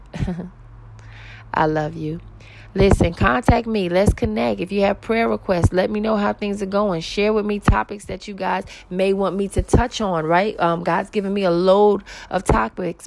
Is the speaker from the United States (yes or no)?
yes; New York City, New York, United States; I'm originally from Queens, New York